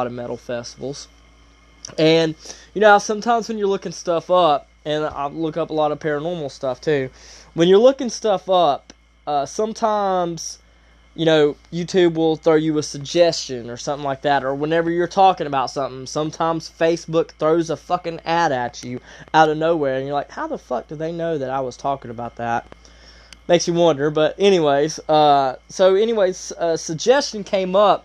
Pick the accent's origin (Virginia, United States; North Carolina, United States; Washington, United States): North Carolina, United States; Asheville; I live in Asheville, North Carolina. So I'm from the Carolinas